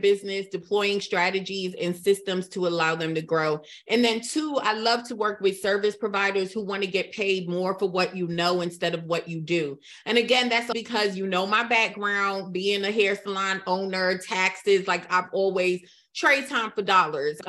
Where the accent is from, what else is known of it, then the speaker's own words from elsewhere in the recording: United States; also born or lived in Trinidad; I was in America